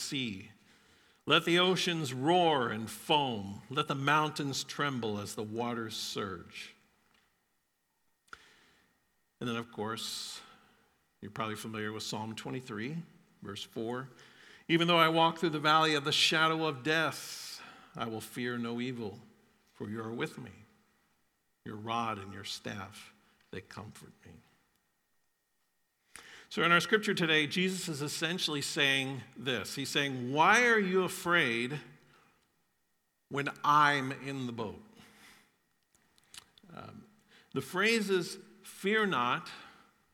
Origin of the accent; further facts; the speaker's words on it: Florida, United States; I grew up in Florida